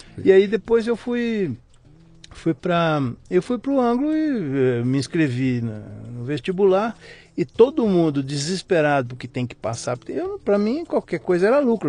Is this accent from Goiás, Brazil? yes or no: no; São José do Rio Preto, São Paulo, Brazil; moved away; also born or lived in Rio de Janeiro / Mozambique; São José do Rio Preto, hum. interior de São Paulo